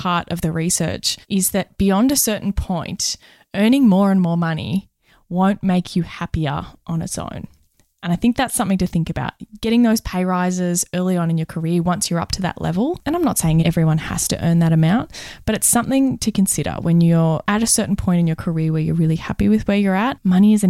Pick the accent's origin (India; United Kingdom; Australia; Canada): Australia; accent: Australian; My Australian accent.